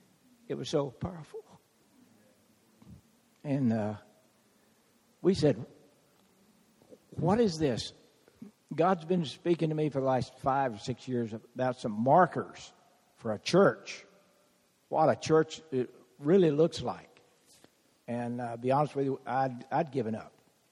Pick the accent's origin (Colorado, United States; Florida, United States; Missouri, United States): Florida, United States; I've been Texas, and I'm from Florida for a while.